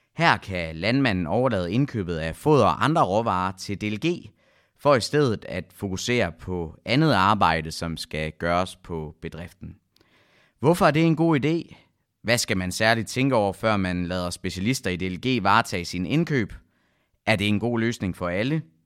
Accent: West Jutland, Central Denmark Region, Denmark; nu kommer jeg jo fra Vestjylland

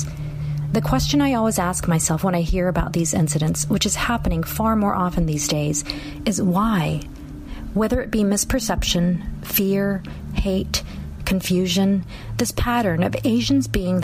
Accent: Hawaii, United States; also born or lived in Seoul, South Korea; now in Seattle, United States; I was born in Seoul, South Korea, and my family immigrated to Hawaii when I was a little girl. We were part of the wave that arrived through family reunification, or more recently coined as chain migration. Growing up in multicultural Hawaii

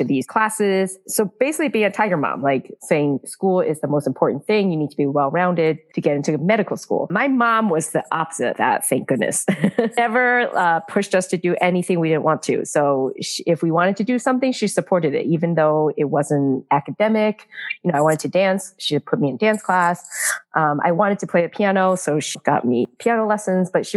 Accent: United States; also born or lived in Taiwan / New York City; I was born in Taiwan. We moved here when I was 7. So I basically grew up here, but, you know, with a very strong Taiwanese background

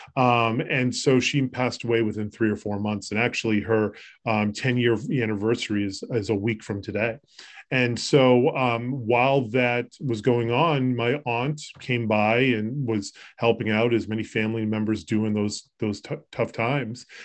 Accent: Concord, Massachusetts, United States; moved away as an adult; also born or lived in Colorado / Florida; I grew up locally in the Lexington area. I grew up in Concord

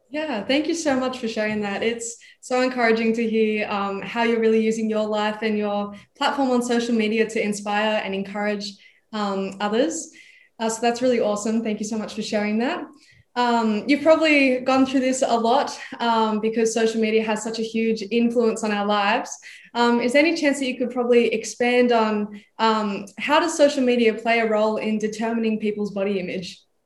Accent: Idaho, United States; now in Australia; I was born in Idaho, which is a state famous for making lots of potatoes

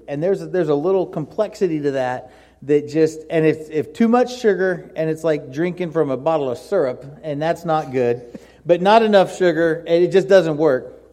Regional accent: Miami, Florida, United States; moved away; I grew up in Miami

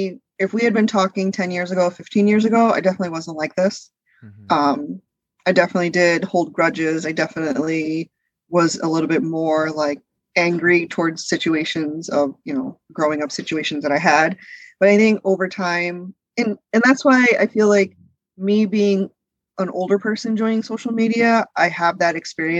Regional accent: United States; also born or lived in India; I'm not. We moved here when I was 3 years old. So my brother, who was born here, is first generation born and raised in America. I'm first generation raised in America.

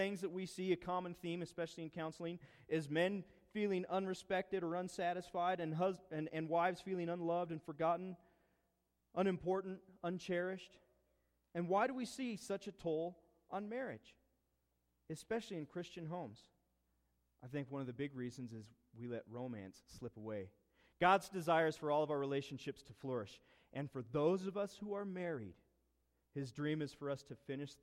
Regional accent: East Orchard Mesa, Colorado, United States; moved away; We grew up on East Orchard Mesa. We lived there probably, 10 years

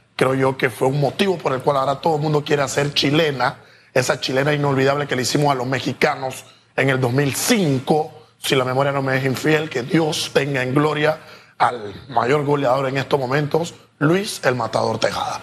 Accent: Panama; Nosotros como panameños

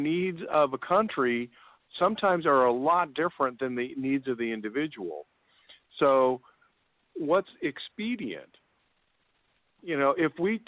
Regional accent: United States; I'm American

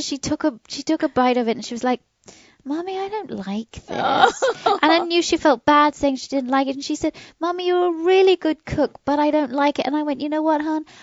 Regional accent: United Kingdom; now in United States; my British family

